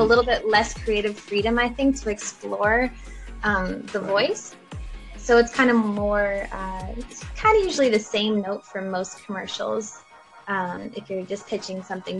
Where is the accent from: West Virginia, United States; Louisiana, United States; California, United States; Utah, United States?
California, United States; Los Angeles; I was born and raised in Los Angeles